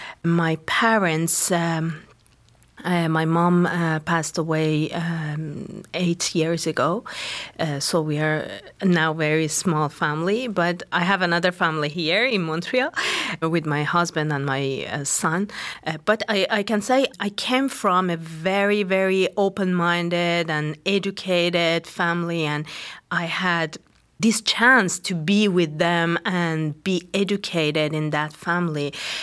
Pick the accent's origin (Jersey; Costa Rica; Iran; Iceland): Iran; English is a second language; Yeah, I was born in Iran during the war, Iraq-Iran.